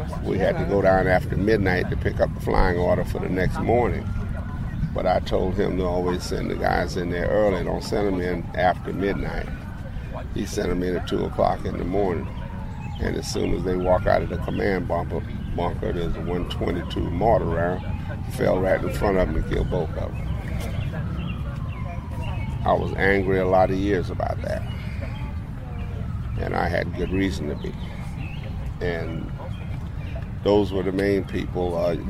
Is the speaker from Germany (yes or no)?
no; South Carolina, United States; now in Maryland, United States; I was born in South Carolina